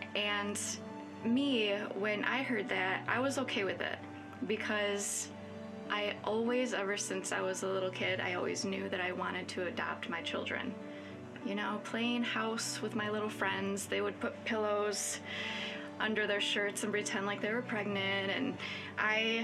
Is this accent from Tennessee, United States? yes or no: no; Hudsonville, Michigan, United States; also born or lived in Grand Rapids; I grew up in Hudsonville, lived in Grand Rapids for a while